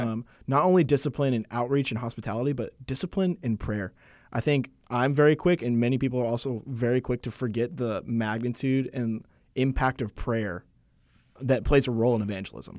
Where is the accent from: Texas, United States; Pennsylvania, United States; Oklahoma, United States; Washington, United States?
Texas, United States; Arlington; moved away as an adult; now in Wake Forest, United States; I'm originally from Arlington, Texas. I was born and raised there